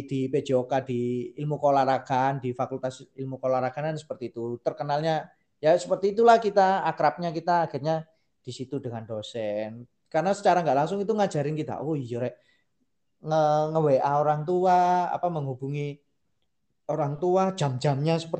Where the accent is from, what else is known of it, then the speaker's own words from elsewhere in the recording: Sumatra, Indonesia; aja pak lah wong saya orang Sumatera gimana